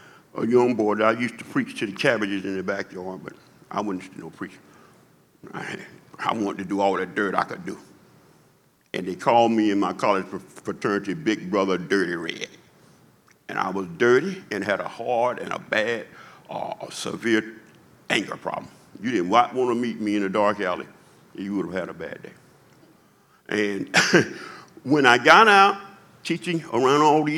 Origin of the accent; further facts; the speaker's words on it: Macon, Georgia, United States; I was born in 1956 in Macon, Georgia, in the Jim Crow South